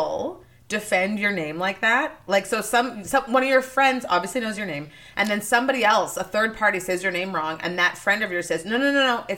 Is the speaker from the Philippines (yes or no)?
no; Winnipeg, Manitoba, Canada; now in United States; I'm from Winnipeg